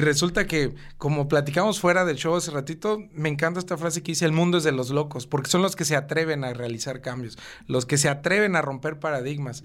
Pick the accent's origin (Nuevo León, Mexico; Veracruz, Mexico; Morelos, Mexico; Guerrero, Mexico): Morelos, Mexico; Cuernavaca; also born or lived in Mexico City; yo llegué a vivir a Cuernavaca en el año 2000, tenía 10 años.